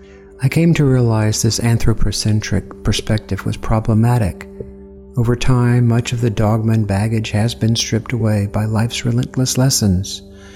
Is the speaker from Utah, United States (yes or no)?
no; Columbus, Georgia, United States; I grew up Southern Baptist in Columbus, Georgia.